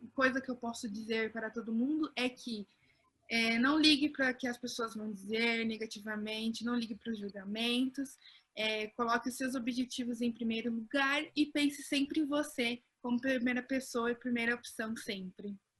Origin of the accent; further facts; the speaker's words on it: Pinhão, Paraná, Brazil; eu não sou de São Paulo, eu sou de uma cidade chamada Pinhão, bem no interior do Paraná